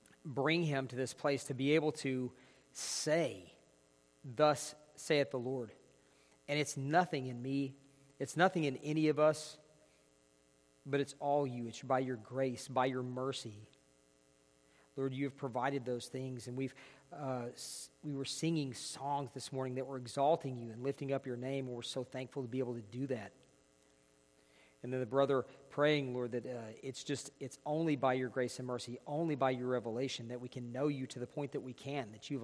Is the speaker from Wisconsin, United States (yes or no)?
no; northeast Georgia, United States; moved away as an adult; now in Clovis, United States; So we're here from Georgia, northeast Georgia